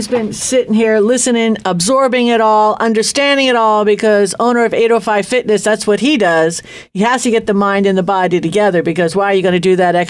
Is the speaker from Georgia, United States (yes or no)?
no; New York, United States; moved away; I'm from New York